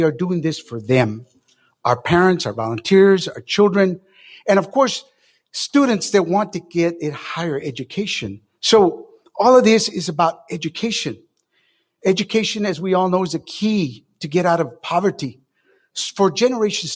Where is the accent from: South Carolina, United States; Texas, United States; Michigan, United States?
Texas, United States; Las Milpas; I was born and raised in Las Milpas, lived there